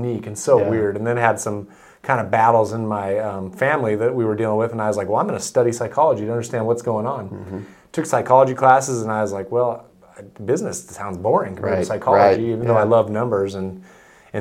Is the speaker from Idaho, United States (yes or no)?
yes; Nampa, Idaho, United States; growing up in Nampa